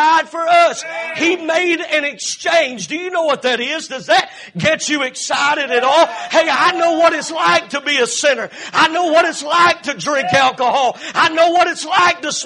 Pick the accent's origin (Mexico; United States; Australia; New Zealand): United States; Cowpens, South Carolina; moved away; 2 miles from here is where I was born and raised and lived in Cowpens, South Carolina